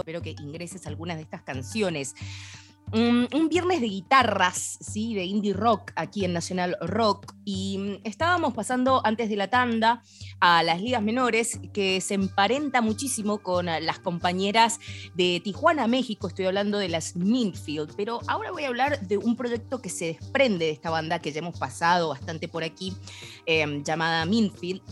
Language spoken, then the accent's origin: Spanish; Cuyo, Argentina; nos vamos para mi tierra